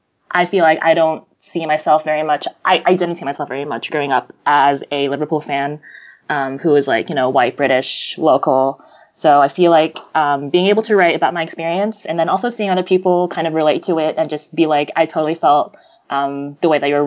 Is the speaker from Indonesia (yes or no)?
yes; Jakarta, Indonesia; also born or lived in New York, United States; I'm American. I was born here in New York, but my parents were Indonesian, and so I'm a first-generation Indonesian-American immigrant. I spent the first few years of my life growing up in New York, and then my mom moved back to Jakarta with me